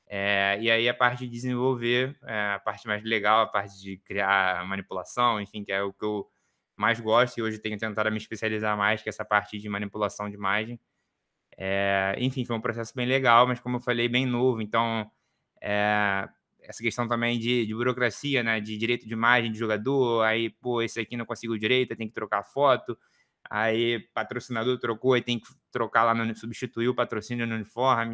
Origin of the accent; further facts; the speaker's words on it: Rio de Janeiro, Brazil; eu sou aqui do Rio